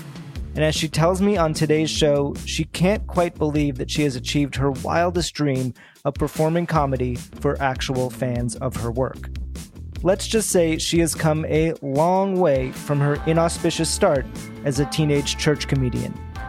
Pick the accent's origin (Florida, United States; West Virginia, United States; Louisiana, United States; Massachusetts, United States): Massachusetts, United States; Boston; also born or lived in New York; now in Los Angeles, United States; I'm from Boston, so I'm East Coast originally. Okay. But now I've been out here for like almost 9 years. So now I feel like I've been here as long as I was in New York almost.